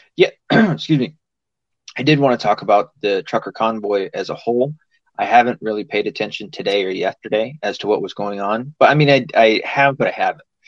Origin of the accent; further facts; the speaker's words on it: the South, United States; I'm from the South.